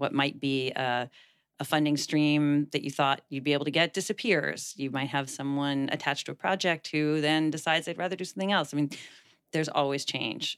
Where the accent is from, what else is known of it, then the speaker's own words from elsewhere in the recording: Washington, District of Columbia, United States; moved away as an adult; now in San Francisco, United States; Washington, D C, which is my hometown